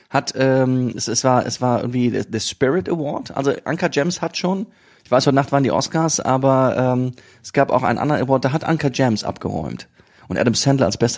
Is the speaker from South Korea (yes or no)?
yes; South Korea; Aus äh, Südkorea.